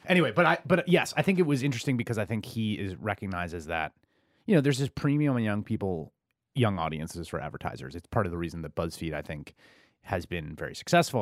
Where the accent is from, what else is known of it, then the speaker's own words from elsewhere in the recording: New York City, New York, United States; I grew up in the Bronx in the eighties